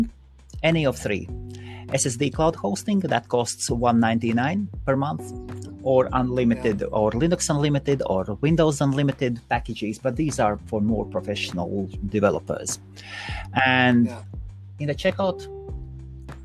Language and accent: English; Latvia; also born or lived in South Korea / United States; now in London, United Kingdom; originally I'm from Latvia.